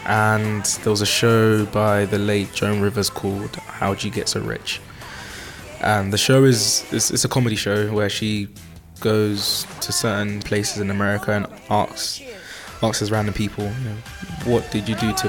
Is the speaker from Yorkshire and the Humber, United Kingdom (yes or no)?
no; Newham, London, United Kingdom; I'm from Newham in East London.